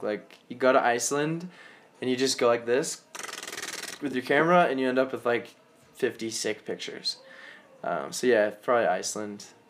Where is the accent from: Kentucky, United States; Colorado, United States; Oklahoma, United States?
Colorado, United States; I'm from Colorado, and that's where I am right now.